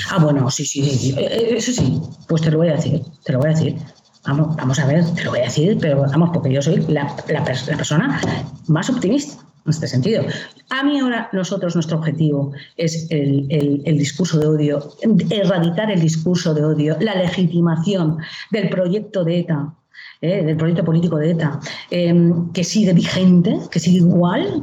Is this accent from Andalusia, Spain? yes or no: no; Basque Country, Spain; moved away as an adult